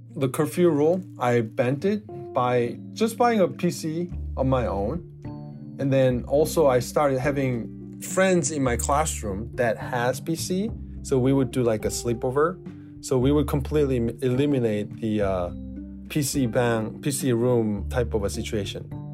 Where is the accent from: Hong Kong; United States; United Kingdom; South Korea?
South Korea; I'm from South Korea